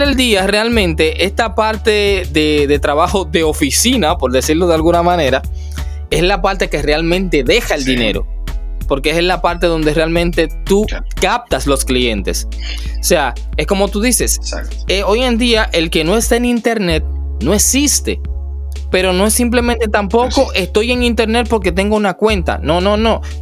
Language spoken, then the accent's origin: Spanish; Dominican Republic; En mi país, aquí en República Dominicana